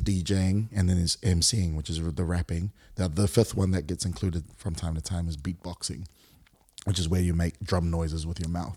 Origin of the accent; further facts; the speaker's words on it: Auckland, New Zealand; moved away as an adult; also born or lived in Singapore; now in Brisbane, Australia; born and raised in Auckland, New Zealand